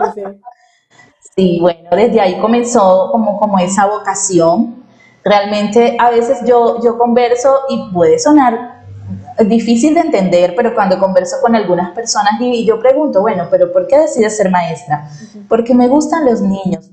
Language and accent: Spanish; Barranquilla, Atlántico, Colombia; yo nací en Barranquilla, soy barranquillera, em, soy costeña